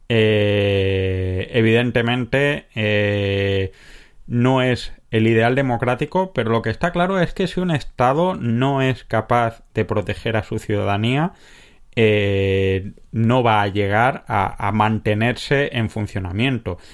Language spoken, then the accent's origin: Spanish; a village near Granada, Andalusia, Spain; cuando yo era pequeño en mi pueblo había que ir para todo a Granada